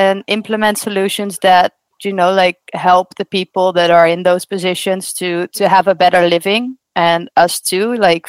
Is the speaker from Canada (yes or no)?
no; Netherlands; I grew up in the Netherlands